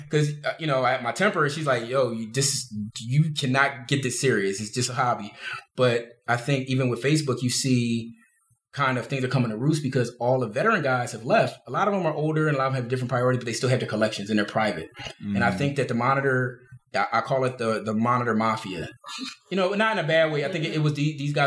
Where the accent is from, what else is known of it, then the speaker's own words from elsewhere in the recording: Philadelphia, Pennsylvania, United States; I'm from South Philly.